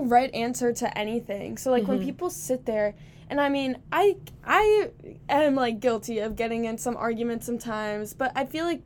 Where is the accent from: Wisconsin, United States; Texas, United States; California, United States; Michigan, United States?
Wisconsin, United States; Green Bay; moved away; growing up in Green Bay, Wisconsin